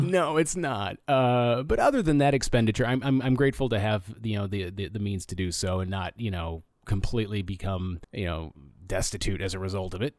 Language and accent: English; Flint, Michigan, United States; I'm from Flint